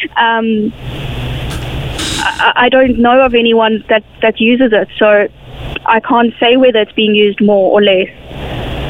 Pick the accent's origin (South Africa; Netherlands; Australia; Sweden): South Africa; now in Ireland; I come from South Africa